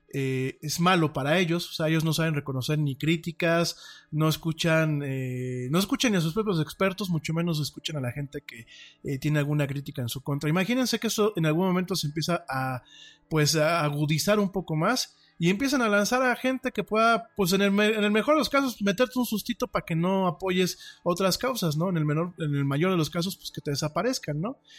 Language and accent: Spanish; Mexico; como ciudadano de, este país